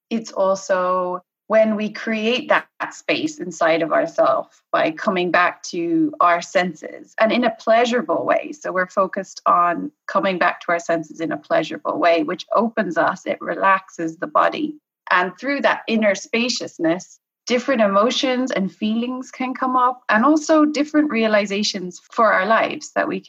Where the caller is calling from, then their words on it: Galway, Connacht, Ireland; I am calling from Galway in the west of Ireland.